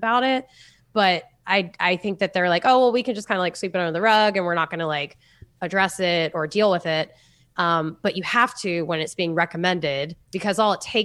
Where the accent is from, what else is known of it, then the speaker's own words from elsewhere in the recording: Florida, United States; I'm from Florida, so I wear jean shorts and flip flops every day.